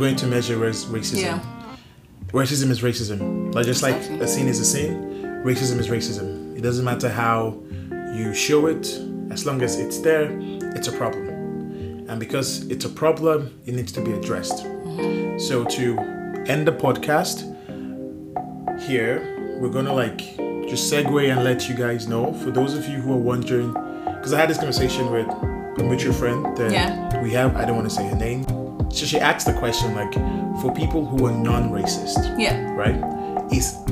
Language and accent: English; Nigeria; now in Canada; I'm Nigerian also